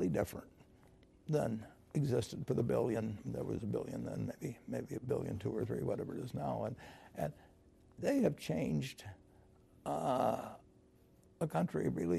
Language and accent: English; United States; I was born in the United States